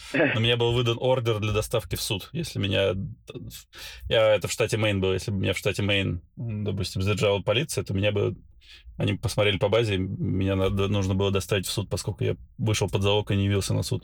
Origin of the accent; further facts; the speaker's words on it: Belgorod, Belgorod Oblast, Russia; moved away as an adult; also born or lived in Baku, Azerbaijan / Saint Petersburg, Russia / Moscow, Russia / United States; now in Dubai, United Arab Emirates; Родился я в Баку, а, вырос в городе Белгороде